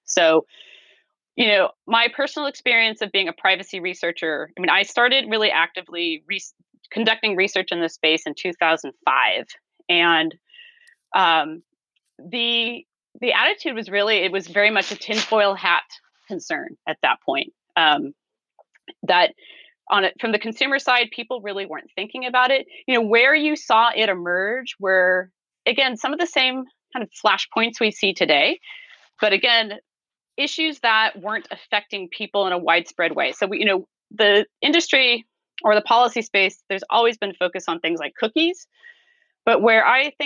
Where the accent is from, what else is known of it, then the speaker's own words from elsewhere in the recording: California, United States; as a Californian, when I went out to Washington, D.C., I discovered that I was not an East Coast person. I was very much a Californian